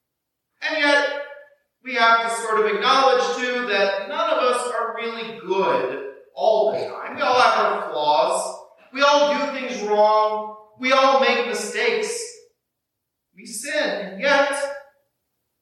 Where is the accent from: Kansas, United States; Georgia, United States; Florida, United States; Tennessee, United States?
Kansas, United States; southern; moved away as an adult; also born or lived in Wisconsin; now in Burlington, United States; when I grew up in southern Kansas, and I grew up about 20 miles from Oklahoma.